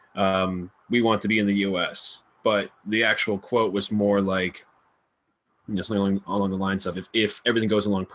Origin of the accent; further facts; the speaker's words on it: New Jersey, United States; moved away; I'm from New Jersey originally, so we don't have farms in my neck of the woods.